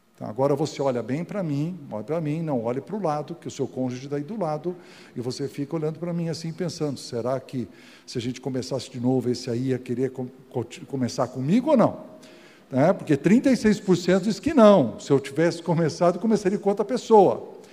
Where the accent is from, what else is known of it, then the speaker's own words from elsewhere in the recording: Casa Branca, São Paulo, Brazil; eu nasci aqui em Casa Branca, eu sou um caipirão